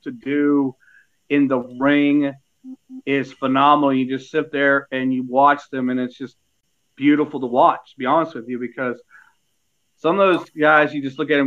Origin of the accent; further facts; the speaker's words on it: Dauphin County, Pennsylvania, United States; now in North Carolina, United States; I was born and raised in Central Dauphin County in Pennsylvania